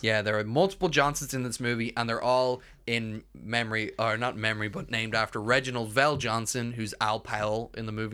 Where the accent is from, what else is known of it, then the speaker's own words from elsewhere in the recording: Ireland; we're, we're Irish